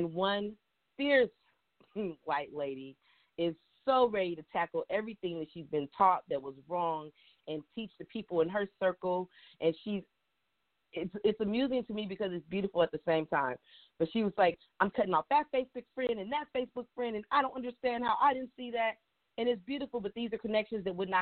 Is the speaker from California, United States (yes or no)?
yes; Richmond, California, United States; when I was young, I was raised in the Bay Area. And when I lived in Richmond